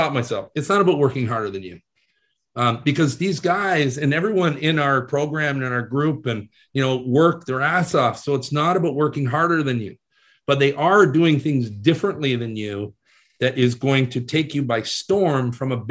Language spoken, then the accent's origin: English; Canada; being a Canadian boy, and I was playing AAA hockey at the time